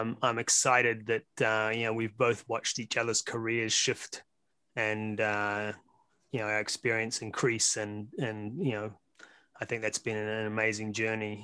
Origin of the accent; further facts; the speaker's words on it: New Zealand; now in Las Vegas, United States; You can tell from my accent that I'm actually from Brooklyn, um, via way of New Zealand. Uh, been here in the U S about twenty years now